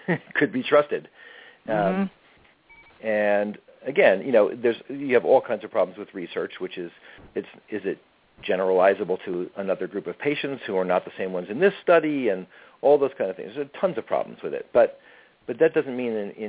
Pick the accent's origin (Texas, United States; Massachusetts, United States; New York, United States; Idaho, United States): New York, United States; also born or lived in California / Oregon; now in New York City, United States; I grew up in New York State, not in New York City. But I lived in California and Oregon for a long time